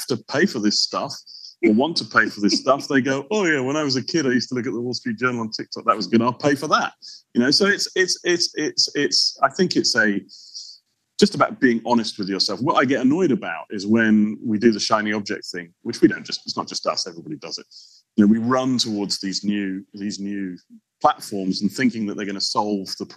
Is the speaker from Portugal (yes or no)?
yes; Portugal; moved away; I grew up in Portugal